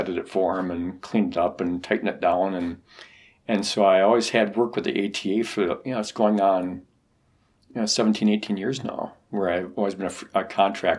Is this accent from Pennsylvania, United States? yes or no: no; Wisconsin, United States; I grew up in Wisconsin